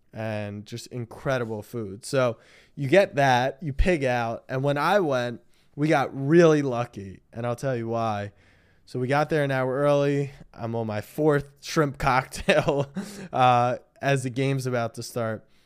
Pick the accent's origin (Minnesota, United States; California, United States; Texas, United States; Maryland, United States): Maryland, United States; I grew up in Maryland